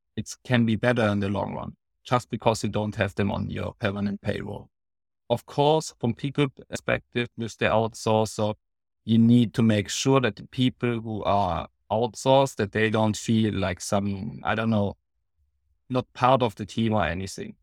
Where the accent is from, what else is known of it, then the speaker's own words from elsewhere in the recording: Baden-Württemberg, Germany; I'm from Germany, from Baden-Württemberg